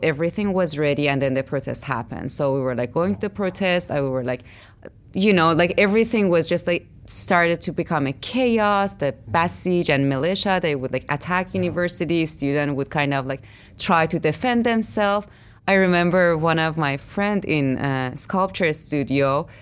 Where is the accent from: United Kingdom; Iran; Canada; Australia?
Iran; moved away; I grew up in Iran, which, like, um, my everyday life was a fight as a woman there